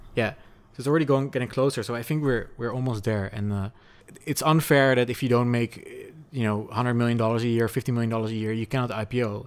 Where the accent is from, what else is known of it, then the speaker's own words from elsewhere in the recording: Netherlands; moved away; also born or lived in Portugal; I was a Dutch person in Portugal